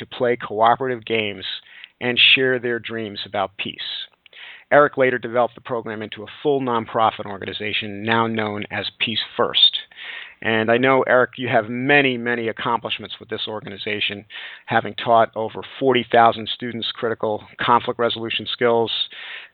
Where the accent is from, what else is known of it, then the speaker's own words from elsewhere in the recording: New York City, New York, United States; moved away; also born or lived in Philadelphia; I grew up in Brooklyn, New York, and went to schools that were where there were there was quite a bit of violence.